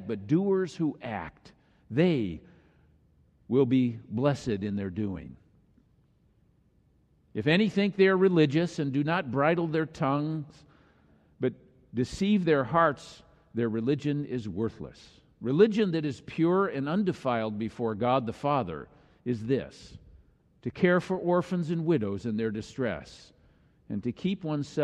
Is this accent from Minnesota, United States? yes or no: yes; Minnesota, United States; moved away; our family gathered for a family reunion in my home state of Minnesota